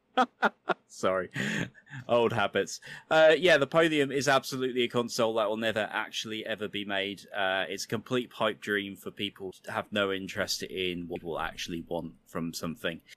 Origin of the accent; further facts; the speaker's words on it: United Kingdom; being a Brit- British kid